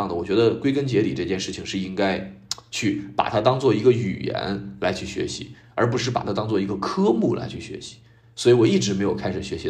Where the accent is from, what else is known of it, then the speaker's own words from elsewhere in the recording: China; 我当时的人生觉得，就是为什么我们中国人都要学英语呢？